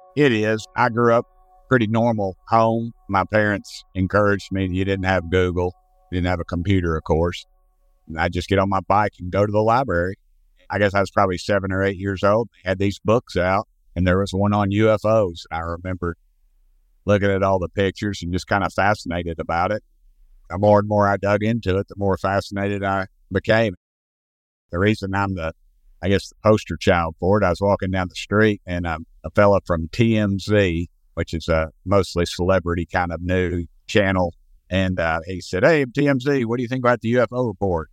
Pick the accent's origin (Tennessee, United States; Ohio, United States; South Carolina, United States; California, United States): Tennessee, United States; I'm from Tennessee